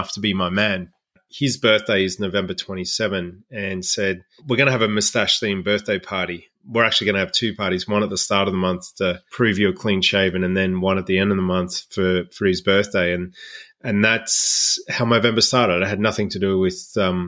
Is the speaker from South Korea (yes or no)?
no; Melbourne, Victoria, Australia; Went to a Catholic boys' school growing up in Melbourne, Australia